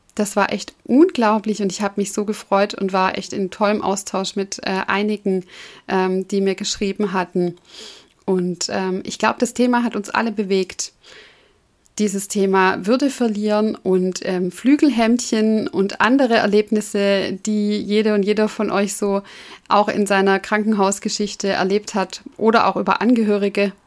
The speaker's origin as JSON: {"language": "German", "region": "Southern Germany", "country": "Germany", "said": "also bei uns im süddeutschen Raum, da wo ich herkomme"}